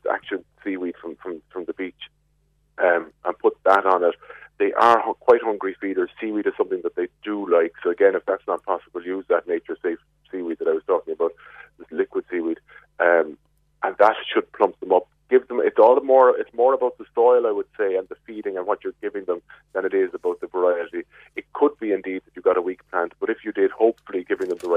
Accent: Glanmire, Munster, Ireland; I'm from Glanmire

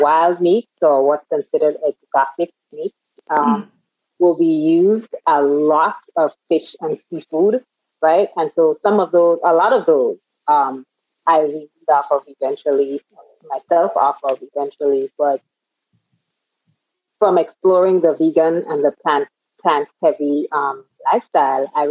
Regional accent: Grenada; I was born and reared in the Caribbean, on the Caribbean island of Grenada

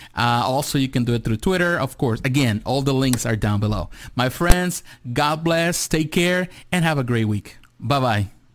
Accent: Mexico; moved away; I grew up in Mexico. I was born in Mexico

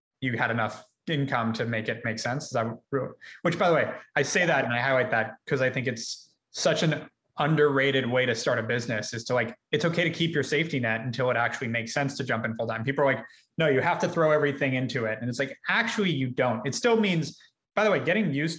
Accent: Ojai, California, United States; also born or lived in Tucson, Arizona; I grew up in Ojai.

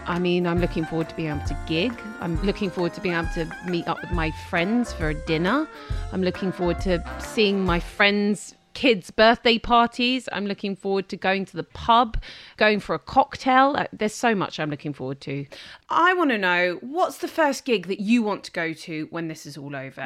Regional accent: London, United Kingdom; I'm a Londoner

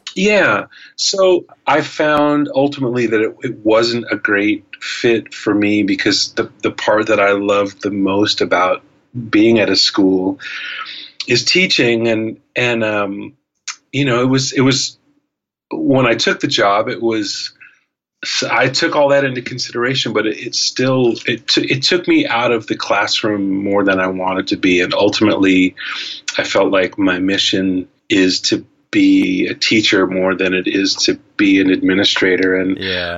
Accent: Los Angeles, California, United States; also born or lived in San Francisco / New York City; LA is a good place to kind of settle down, and it's actually my hometown. I grew up here.

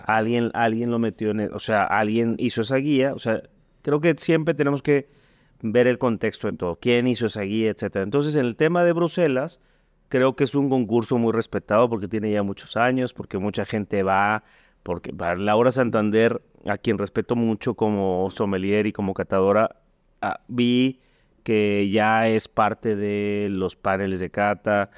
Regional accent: Mexico; como mexicano

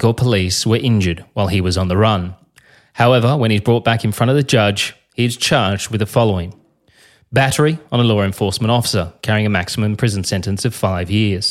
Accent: Australia; I'm a journalist from Australia.

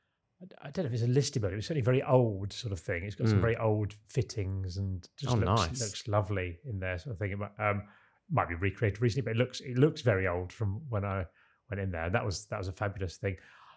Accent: Boulder, Colorado, United States; Denver's well known for its breweries, as is nearby Boulder, my hometown, and this pretty pub is a good showcase of several.

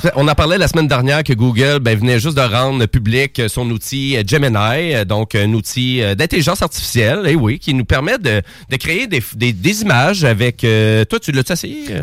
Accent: Quebec, Canada; accent: Québécois; mon petit accent québécois

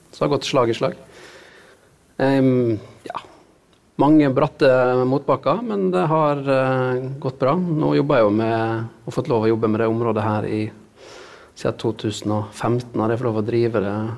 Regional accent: Sunnmøre, Møre og Romsdal, Norway; der jeg vokste opp, i havgapet. På Sunnmøre.

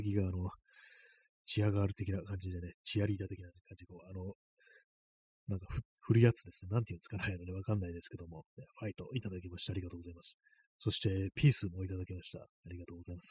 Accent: Tokyo, Japan; 私、あの、23区の生まれなんで

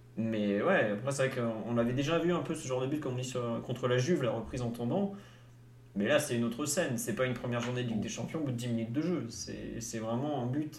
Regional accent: France; je suis français

